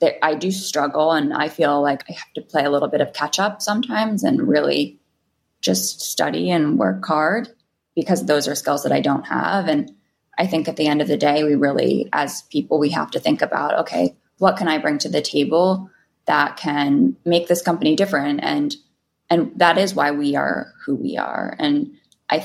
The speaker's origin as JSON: {"language": "English", "town": "New York City", "region": "New York", "country": "United States", "tie": "born or raised there", "said": "I was definitely drinking at 18. I was a kid in New York City."}